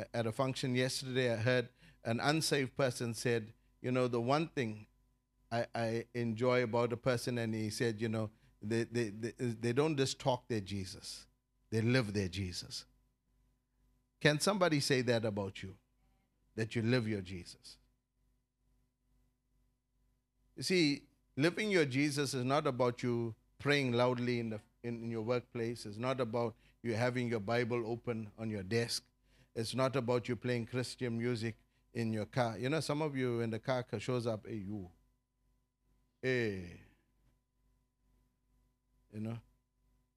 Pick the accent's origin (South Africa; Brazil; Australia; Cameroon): South Africa; I'm a South African citizen. I'm loyal to this country